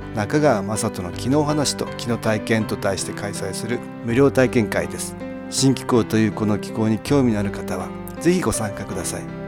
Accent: Japan; 自分が日本人であることに誇りを感じます

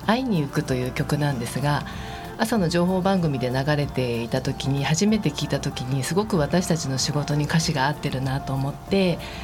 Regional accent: Higashikurume, Tokyo, Japan; moved away as an adult; also born or lived in Shakujii-koen, Nerima, Tokyo; now in Nerima, Japan; 二、え、十、ー、歳ぐらいまでずっと東久留米市におりました

